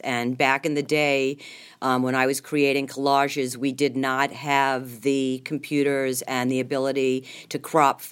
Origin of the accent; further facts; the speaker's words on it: Long Island, New York, United States; moved away as an adult; now in Youngstown, United States; I'm from Long Island, New York